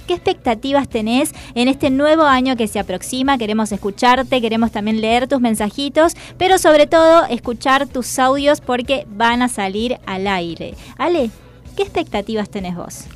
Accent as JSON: {"language": "Spanish", "region": "Salta", "country": "Argentina", "also_born_or_lived": "Buenos Aires", "moved": "yes", "said": "yo soy del interior, yo soy de Salta, de la provincia de Salta"}